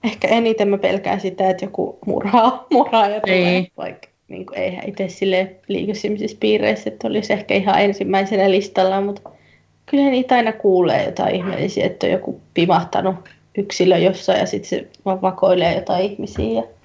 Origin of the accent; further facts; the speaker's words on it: Turku, Southwest Finland, Finland; now in England; mä nyt oon Turusta kotoisin